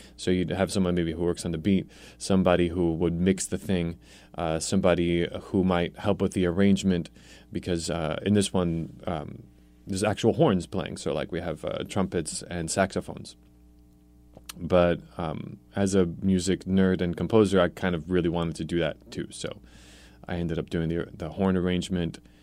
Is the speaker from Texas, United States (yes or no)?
no; New York City, New York, United States; also born or lived in Poland; I was born in Poland, so I have the immigrant roots. Um, we came here when I was, I started kindergarten in New York City